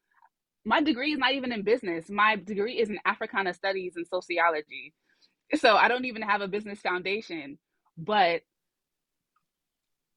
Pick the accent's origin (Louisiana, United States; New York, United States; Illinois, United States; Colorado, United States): New York, United States; New York City; I grew up in Brooklyn, New York.